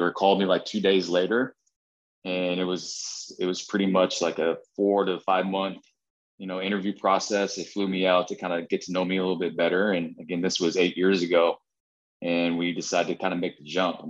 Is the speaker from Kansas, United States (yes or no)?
yes; Kansas, United States; I grew up in Midwest in Kansas, kind of Southeast Kansas and or Northeast Kansas